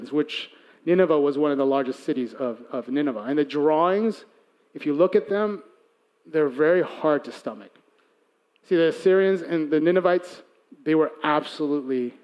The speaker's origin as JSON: {"language": "English", "town": "Chicago", "region": "Illinois", "country": "United States", "tie": "born or raised there", "said": "I'm Korean-American. I was born and raised in Chicago"}